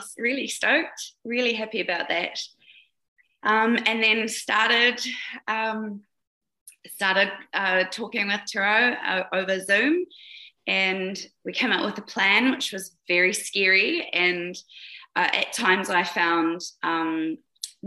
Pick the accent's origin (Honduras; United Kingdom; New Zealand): New Zealand; now in Kamloops, Canada; I was actually born in New Zealand, but I live in Canada now. I'm a Kiwi